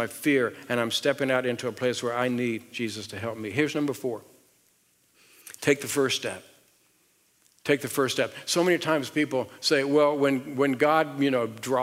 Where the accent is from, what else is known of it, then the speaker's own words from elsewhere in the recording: the South, United States; accent: southern; moved away as an adult; my southern accent